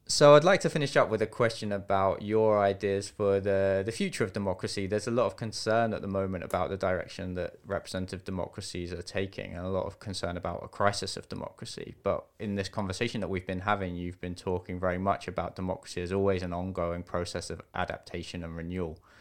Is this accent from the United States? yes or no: no; United Kingdom; accent: British; I'm British, you may be able to tell from the accent.